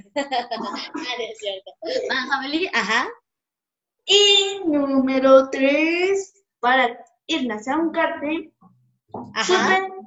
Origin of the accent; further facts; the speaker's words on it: Mexico; A mí no porque yo soy de este país y lo defiendo porque soy un mexicano con honor, ¿verdad? Sí, soy, soy feliz de ser mexicano.